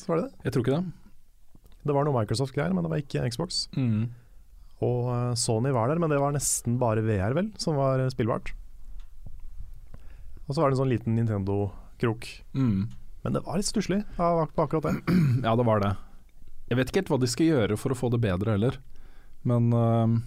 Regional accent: Bergen, Vestland, Norway; Ja, Jeg har også hørt den versjonen, men nei, jeg er fra Bergen.

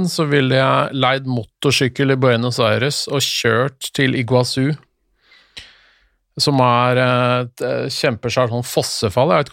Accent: Norway; Men så forska de litt, og da fant de ut at eh, vi trenger jo ikke det som nordmenn.

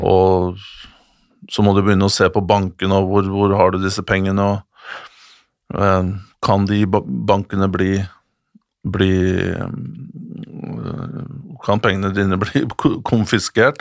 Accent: Norway; som nordmann

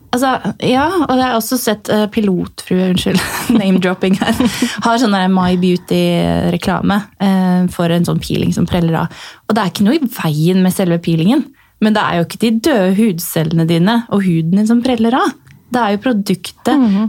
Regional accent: Notodden, Telemark, Norway; moved away; also born or lived in Tuddal / Drammen; Jeg kommer fra Notodden og har råna opp og ned den gata så mye

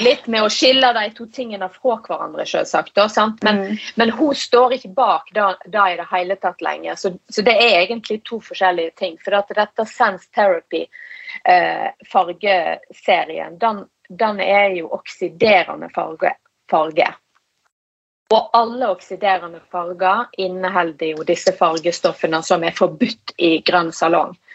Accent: Norheimsund, Vestland, Norway; Jeg er jo fra Nordheimsund i Hardanger

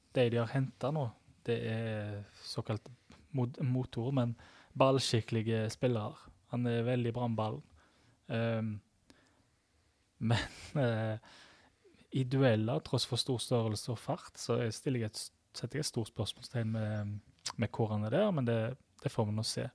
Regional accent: Sveio, Vestland, Norway; Jeg er fra Sveio

